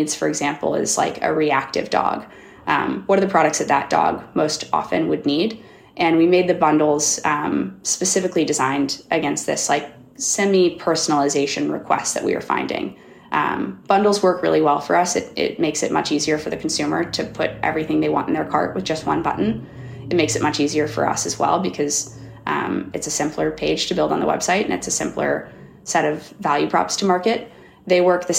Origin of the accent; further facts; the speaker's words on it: Kansas City, United States; I'm from Kansas City